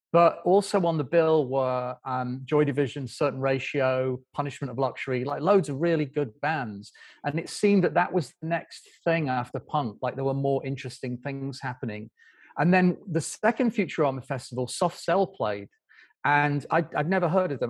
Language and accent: English; Doncaster, Yorkshire and the Humber, United Kingdom; I grew up in a town, in, in a village outside Doncaster